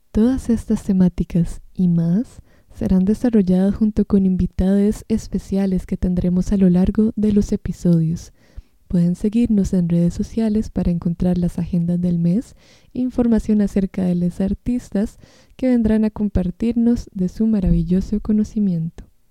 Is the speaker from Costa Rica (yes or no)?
yes; Costa Rica; soy costarricense